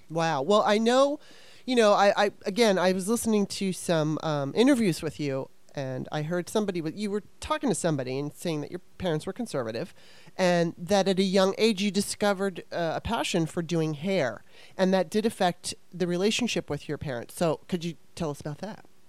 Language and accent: English; Los Angeles, California, United States; now in Maryland, United States; I'm originally from Maryland, which is where I live now. But when I was uh, nine years old, my mom moved us out to California, to Los Angeles